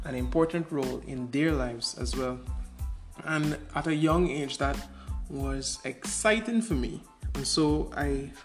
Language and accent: English; Georgetown, Demerara-Mahaica, Guyana; I was born in Georgetown, Guyana